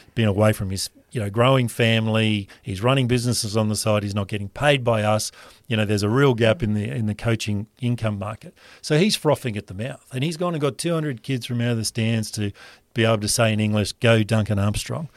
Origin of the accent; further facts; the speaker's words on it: Rockhampton, Queensland, Australia; growing up in Rockhampton